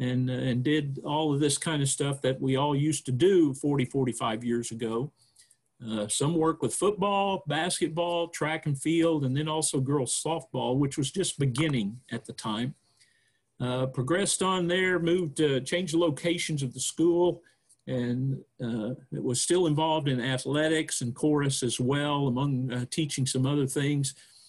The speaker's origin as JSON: {"language": "English", "town": "Houston", "region": "Texas", "country": "United States", "tie": "born there", "also_born_or_lived": "Guam / Puerto Rico", "said": "I was born in Texas, down in the Houston area, but never lived there, actually. My dad was in the Air Force, so very shortly after my birth, we started moving around all over the place in the U.S. And overseas, Guam, Puerto Rico"}